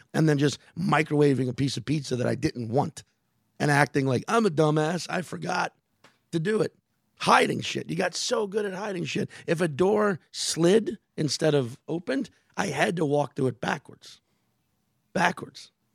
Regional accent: New Orleans, Louisiana, United States; moved away; my hometown

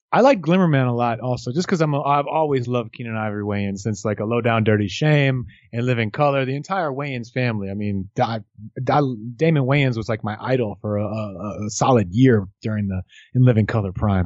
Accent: New York, United States; I grew up in New York

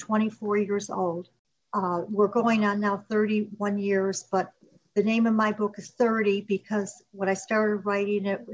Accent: Chicago, Illinois, United States; moved away; we grew up in Chicago, and then after 10 years old we moved to the suburbs.

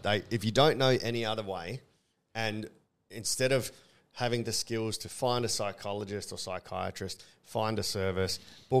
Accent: Australia; as an Australian

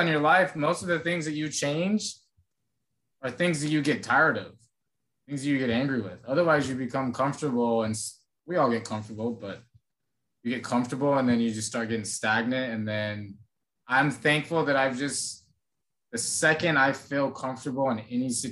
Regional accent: Phoenix, Arizona, United States; now in Texas, United States; I come from Phoenix

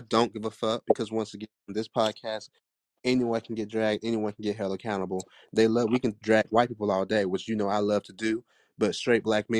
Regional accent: Jamaica; I'm from Jamaica

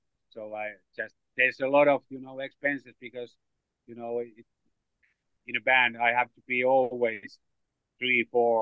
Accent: Finland; English is a second language

